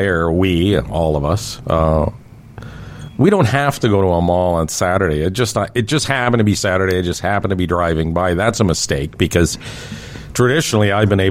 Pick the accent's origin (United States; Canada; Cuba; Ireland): Canada; Toronto, Ontario; Growing up in Scarborough as a teenager